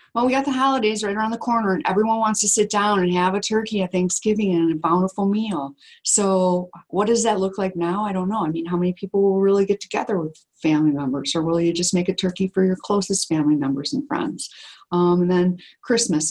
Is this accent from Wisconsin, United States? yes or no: yes; Wisconsin, United States; we're from Wisconsin